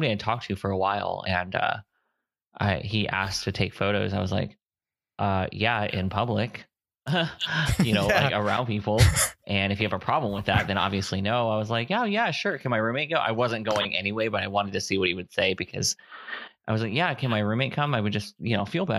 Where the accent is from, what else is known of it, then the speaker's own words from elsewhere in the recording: Fort Myers, Florida, United States; also born or lived in Ohio; now in San Antonio, United States; not too far from where I grew up in Fort Myers.